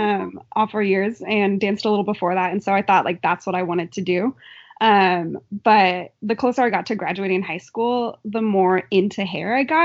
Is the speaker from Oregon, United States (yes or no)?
yes; Philomath, Oregon, United States; I grew up in Philomath, Oregon, and I haven't left yet because I like this area too much.